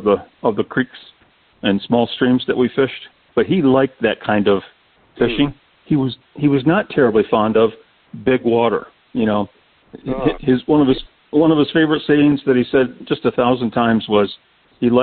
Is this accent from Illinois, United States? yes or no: no; Michigan, United States; moved away as an adult; also born or lived in Florida; until I moved from Michigan to Florida, which was 1985